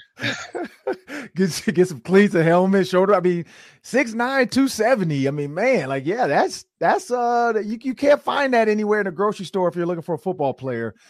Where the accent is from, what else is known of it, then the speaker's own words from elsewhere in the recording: Detroit, Michigan, United States; I grew up in Detroit. So I'm a Detroit kid, born and raised